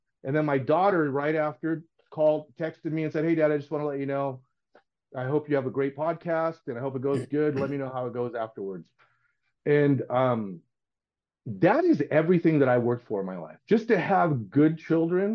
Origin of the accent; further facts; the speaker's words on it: West Covina, California, United States; born in West Covina. My mom's from Durango.